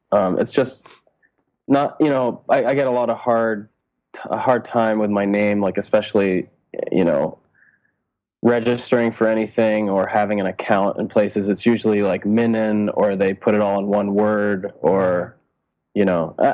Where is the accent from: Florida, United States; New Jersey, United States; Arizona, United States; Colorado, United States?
Colorado, United States; Denver; also born or lived in Rhode Island; Uh, yeah, I was born in Rhode Island, uh, but my family only lived there till I was five, and then we moved to Colorado.